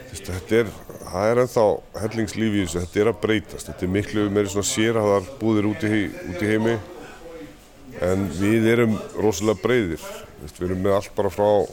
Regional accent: Gothenburg, Västra Götaland, Sweden; now in Iceland; ég ólst upp í Gautaborg

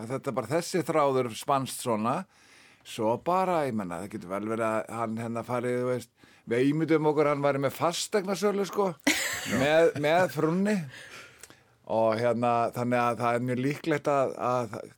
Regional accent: Reykjavík, Capital Region, Iceland; also born or lived in Fossvogur, Reykjavík; þegar ég fekk kemur upp í Breitholt 10-11 ára gammal

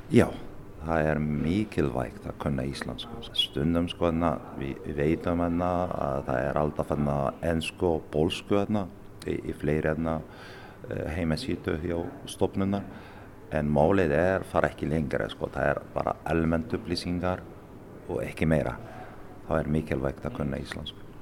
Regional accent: Morocco; Icelandic is a second language; now in Akureyri, Iceland; Ég fæst í Marokko

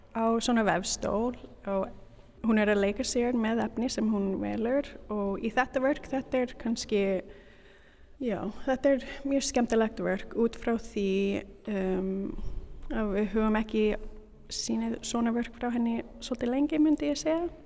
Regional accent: Canada; Icelandic is a second language; moved away as an adult; now in Reykjavík, Iceland; Ég er síningarstjóri frá Kanada

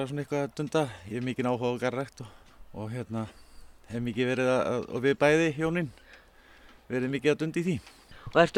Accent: Reykjavík, Capital Region, Iceland; ég er úr Reykjavík og hérna fættur þar upp alveg og býð þar sko.

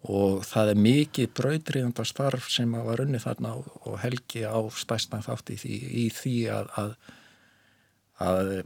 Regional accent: Reykjavík, Capital Region, Iceland; Ég er fættur og uppalinn í Reykjavík

